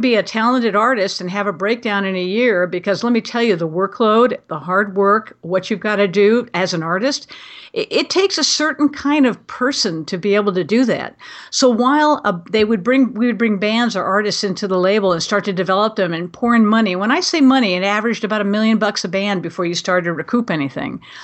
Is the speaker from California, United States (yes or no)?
yes; Glendale, California, United States; I was born and raised in Glendale, actually the same house that my great-grandfather had built.